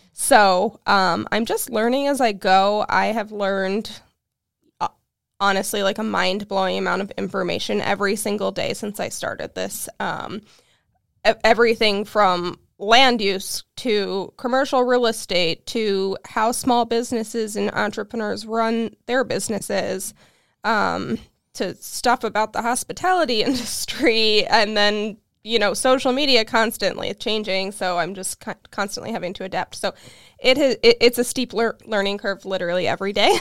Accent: Cleveland, Ohio, United States; now in Peoria, United States; I'm from Cleveland, Ohio originally

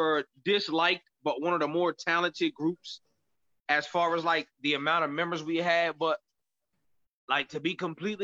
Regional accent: New Jersey, United States; I'm from South Jersey, so it's a whole different world

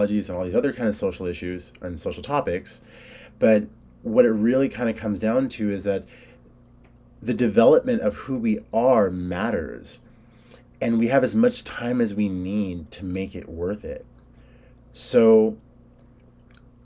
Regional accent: California, United States; I was born in California. My family's Hispanic

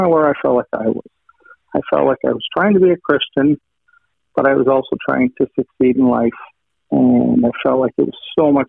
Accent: Western Canada, Canada; I grew up in Western Canada

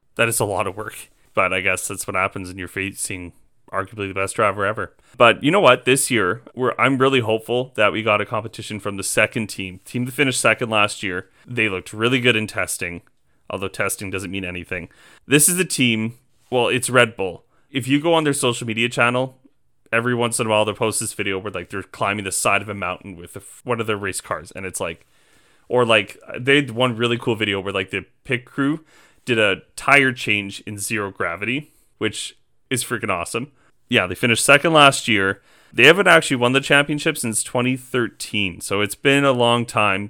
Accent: just outside of Edmonton, Alberta, Canada; moved away as an adult; now in Saskatoon, Canada; I was born and raised just outside of Edmonton

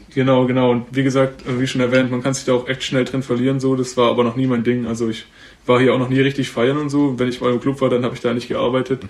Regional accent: Sonnenbühl, Baden-Württemberg, Germany; now in Berlin, Germany; liebe Grüße an die Heimat, ich bin aus Sonnenbühl

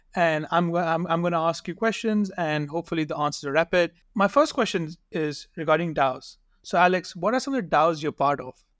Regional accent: Pakistan; I'm from Pakistan

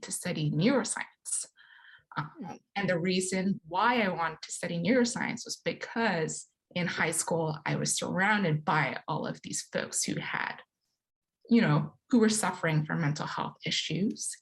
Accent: Hong Kong; moved away as an adult; now in United States; growing up in Hong Kong

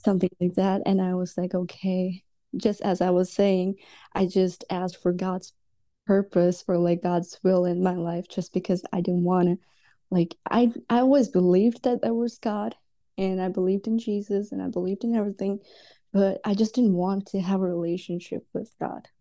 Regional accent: Dubai, United Arab Emirates; also born or lived in India; now in United States; I was actually born in India, and then, uh, we moved to Dubai when I was, like, six or seven, and I was basically raised in Dubai

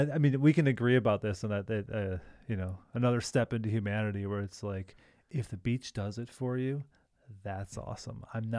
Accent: Great Lakes, United States; I grew up, it's not the same hot beach, but I grew up on Lake Michigan.

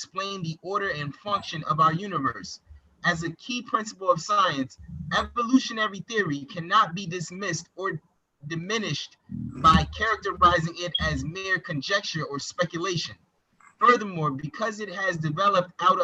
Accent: Paterson, New Jersey, United States; I'm from Patterson, I'm from Jersey.

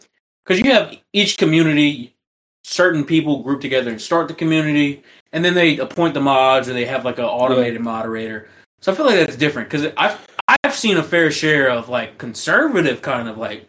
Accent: the South, United States; I'm just from the South

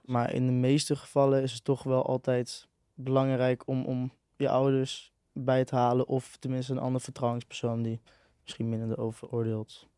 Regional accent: a village just north of Enschede, Overijssel, Netherlands; Ik kom eh, uit een dorpje net boven Enschede.

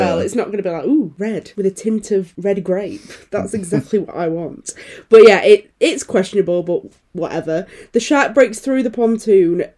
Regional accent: United Kingdom; I'm British

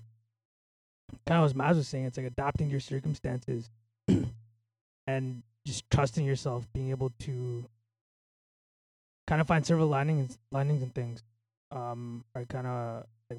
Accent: Mississauga, Ontario, Canada; now in Toronto, Canada; I'm from Mississauga, right? After moving out of Mississauga, I lost a lot of relationships.

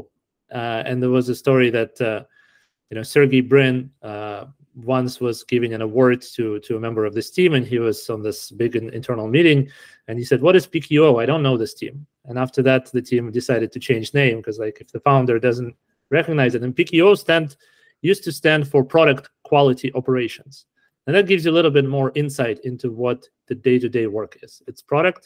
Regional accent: Kharkiv, Kharkiv Oblast, Ukraine; also born or lived in Canada; now in Silicon Valley, United States; I was born in Kharkiv. I grew up in Ukraine, then I immigrated to Canada, and then I landed here in Silicon Valley

